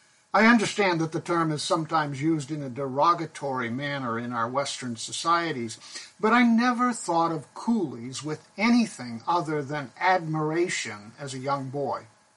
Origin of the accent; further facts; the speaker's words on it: Pakistan; When I was growing up in Pakistan, there was a group of men known as coolies who lived in the Himalayan mountains where I went to boarding school.